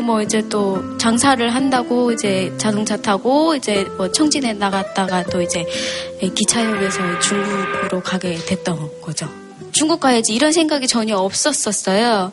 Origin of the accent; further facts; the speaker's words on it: Gyeongwon County, North Hamgyong, North Korea; now in South Korea; 저는 이제 고향이 북한입니다. 14년 전에